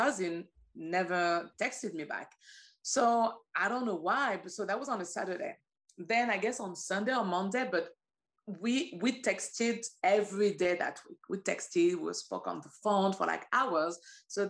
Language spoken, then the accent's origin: English; Paris, Île-de-France, France; moved away as an adult; now in New York, United States; I was born and raised in France. I moved to New York 9 years ago